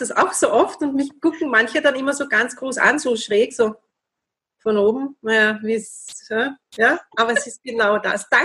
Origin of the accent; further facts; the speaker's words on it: Vienna, Austria; accent: Viennese; Meinen Wiener Dialekt verstehen ja auch nicht immer alle. Also diese Schweizer-Wiener Mischung, die könnte jetzt interessant werden.